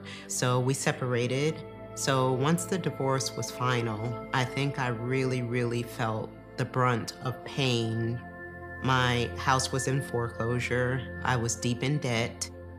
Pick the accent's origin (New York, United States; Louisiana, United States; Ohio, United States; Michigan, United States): New York, United States; I grew up in New York.